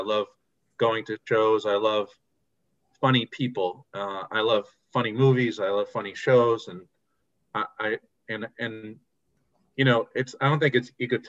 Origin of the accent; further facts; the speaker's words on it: New Hampshire, United States; moved away as an adult; now in Connecticut, United States; I grew up in New Hampshire. I've lived in Connecticut for the past 14 years.